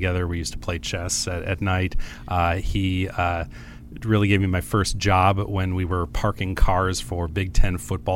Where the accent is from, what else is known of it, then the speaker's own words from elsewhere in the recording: Chicago, Illinois, United States; also born or lived in Madison, Wisconsin; I grew up in Madison, Wisconsin until I was 11, then moved to Chicago.